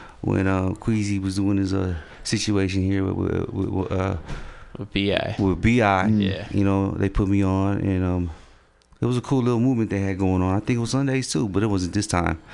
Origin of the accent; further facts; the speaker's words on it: San Francisco, California, United States; I was born and raised in San Francisco.